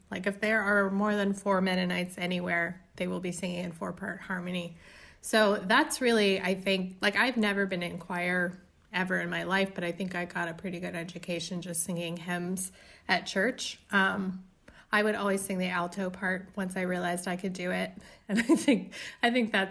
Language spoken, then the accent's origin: English; Indiana, United States; So you could conceivably say all of the songs are about growing up in Indiana or none of the songs. I would say all of them.